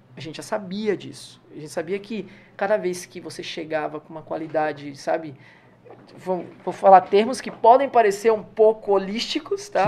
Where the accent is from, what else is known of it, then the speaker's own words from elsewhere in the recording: Salvador, Bahia, Brazil; also born or lived in São Paulo / Lauro de Freitas; Eu sou de Salvador